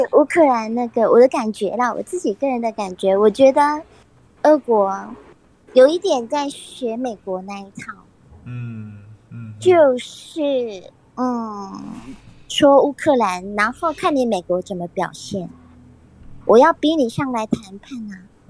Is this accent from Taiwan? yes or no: yes; Taiwan; 对，就是我们台湾人，就是他们博感情啊，博感情，不是都是用这一套吗？